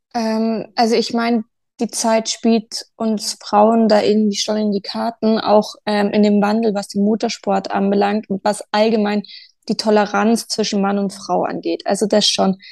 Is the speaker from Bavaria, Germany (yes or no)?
yes; Munich, Bavaria, Germany; Also ich komme aus München